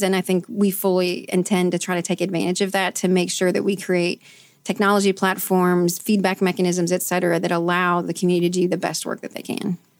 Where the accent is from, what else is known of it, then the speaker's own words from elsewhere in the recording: Canton, Ohio, United States; moved away as an adult; now in Louisville, United States; I'm from Canton, Ohio, actually. I moved to Louisville to go to Bellarmine University